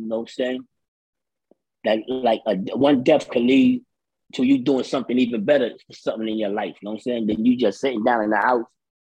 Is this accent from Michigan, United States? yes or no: no; New York City, New York, United States; I'm from the Bronx, from the heart of the South Bronx.